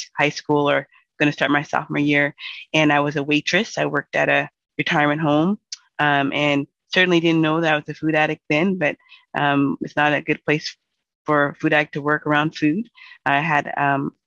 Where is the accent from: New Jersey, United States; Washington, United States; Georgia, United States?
Washington, United States; Seattle; I'm from Seattle, and I grew up here.